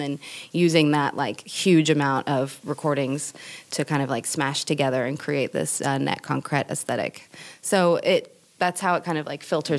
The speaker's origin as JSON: {"language": "English", "region": "California", "country": "United States", "said": "I'm from the Bay Area, so it's like tech center."}